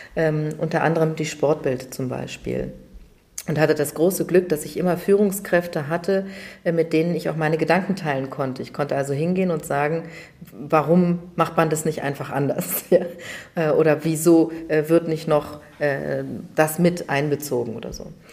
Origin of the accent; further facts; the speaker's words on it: Berlin, Germany; Ich bin tatsächlich aufgewachsen in Wannsee und zwar sogar auf der richtigen Insel Wannsee